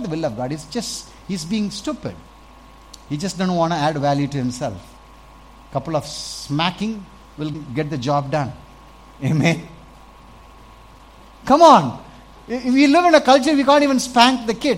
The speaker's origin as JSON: {"language": "English", "town": "Salem", "region": "Tamil Nadu", "country": "India", "tie": "born or raised there", "said": "I grew up in Salem"}